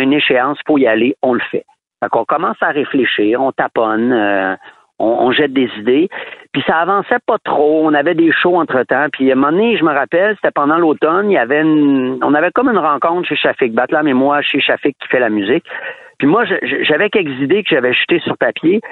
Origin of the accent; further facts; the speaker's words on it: Quebec City, Quebec, Canada; moi, on vient de Québec